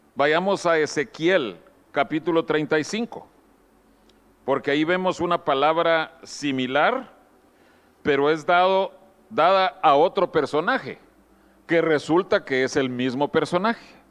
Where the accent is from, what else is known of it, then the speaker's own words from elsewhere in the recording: Guatemala; moved away; allá en Guatemala, mi país de origen, años antes de que yo naciera